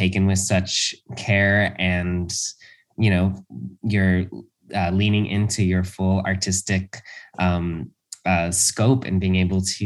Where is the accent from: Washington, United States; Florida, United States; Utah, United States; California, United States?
California, United States; Los Angeles; when I was a kid, I grew up in Los Angeles